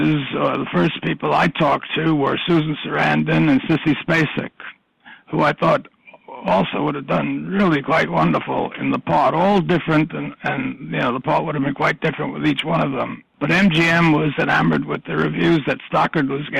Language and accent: English; New York City, New York, United States; being born and brought up in the Bronx